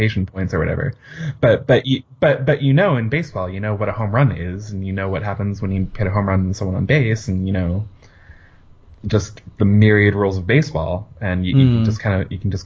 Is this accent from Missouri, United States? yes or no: no; Orange County area, Southern California, United States; also born or lived in San Diego; I'm from Southern California, kind of Orange County area